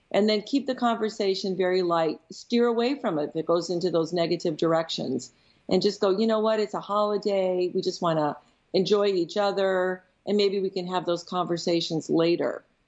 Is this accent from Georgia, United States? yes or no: no; Michigan, United States; also born or lived in Chicago; so as a Midwesterner, your geography notation was duly noted by me, because Minnesota would be considered the north from where I was in Michigan and in Chicago.